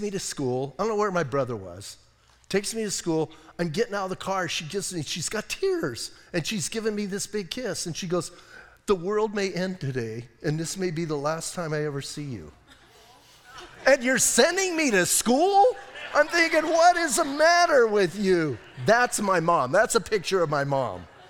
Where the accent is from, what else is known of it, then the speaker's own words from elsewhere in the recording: Bisbee, Arizona, United States; I'm from Bisbee